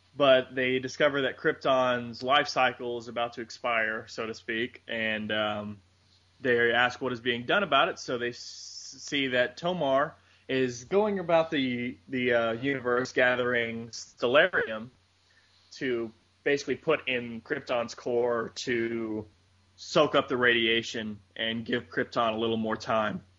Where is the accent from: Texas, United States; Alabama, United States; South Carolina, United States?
Texas, United States; I'm from Texas